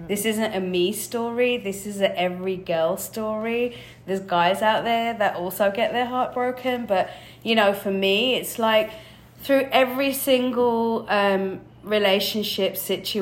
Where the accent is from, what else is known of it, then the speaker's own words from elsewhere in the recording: England, United Kingdom; moved away; I'm from England